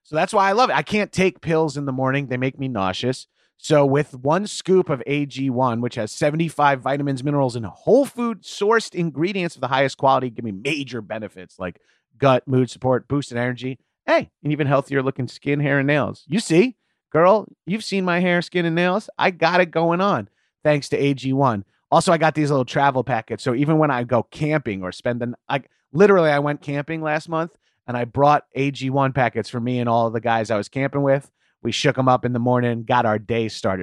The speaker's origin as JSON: {"language": "English", "area": "Long Island", "region": "New York", "country": "United States", "tie": "born or raised there", "moved": "yes", "said": "I'm from Long Island, so we did Atlantic City so many times."}